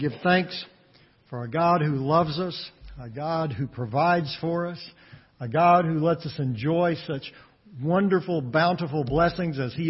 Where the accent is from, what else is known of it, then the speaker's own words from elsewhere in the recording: West Texas, United States; Growing up in West Texas